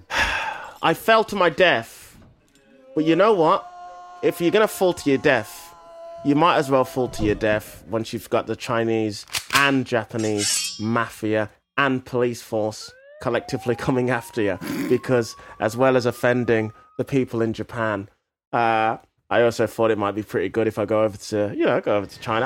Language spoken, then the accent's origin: English; England, United Kingdom; as English people or British people